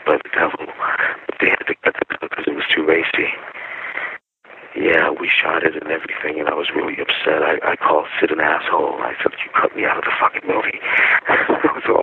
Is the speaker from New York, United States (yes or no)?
yes; New York City, New York, United States; moved away; I was from the Bronx